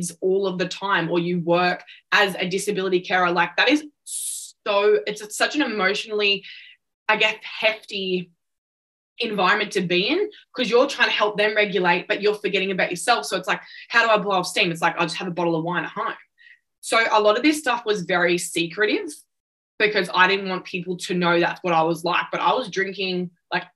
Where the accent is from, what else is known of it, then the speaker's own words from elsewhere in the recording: Central Coast, New South Wales, Australia; I was born on the Central Coast, which is an hour south of Newcastle